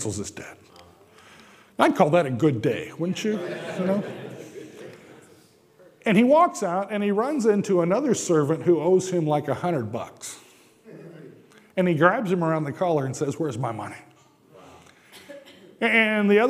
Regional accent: Japan; moved away; Growing up in Japan

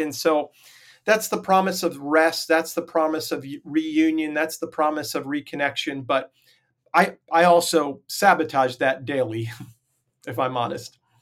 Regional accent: Long Island, New York, United States; I grew up on Long Island, New York

